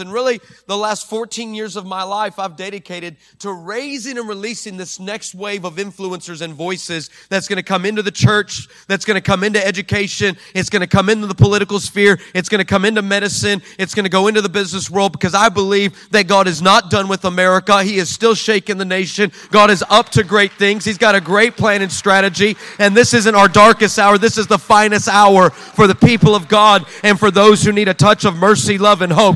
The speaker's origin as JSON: {"language": "English", "town": "El Paso", "region": "Texas", "country": "United States", "tie": "born or raised there", "said": "my hometown, uh, um, in, in the nine one five in El Paso"}